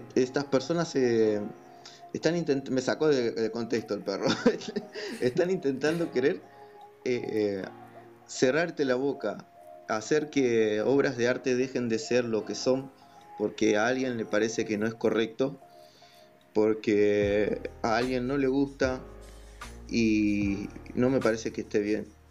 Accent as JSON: {"language": "Spanish", "country": "Argentina", "said": "acá soy de Argentina"}